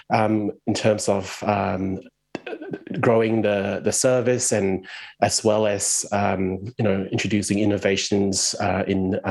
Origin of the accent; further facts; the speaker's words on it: Malaysia; moved away as an adult; now in Melbourne, Australia; I'm from Malaysia originally. I grew up there, lived there for 20 years, and then I moved to Australia about 20 years ago